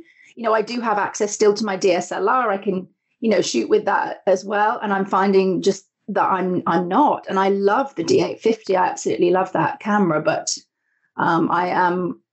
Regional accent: United Kingdom; now in Canada; Originally from the UK, which you might be able to tell from my accent. And I lived on a small island in the UK

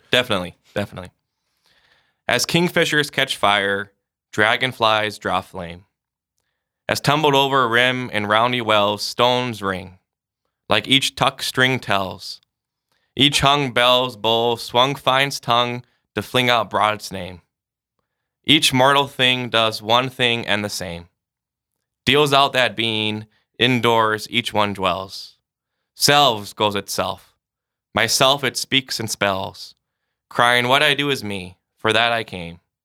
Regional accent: Sioux Falls, South Dakota, United States; I'm from Sioux Falls, so was born and raised here.

